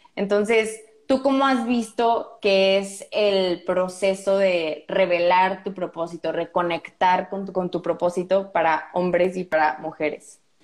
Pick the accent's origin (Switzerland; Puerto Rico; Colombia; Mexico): Mexico; Morelia, Michoacán; moved away; also born or lived in Brazil; soy de Morelia, es una cultura diferente de la que hay en Monterrey